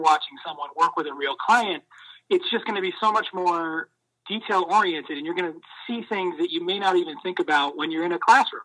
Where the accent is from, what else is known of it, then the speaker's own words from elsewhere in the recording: Maine, United States; growing up in Maine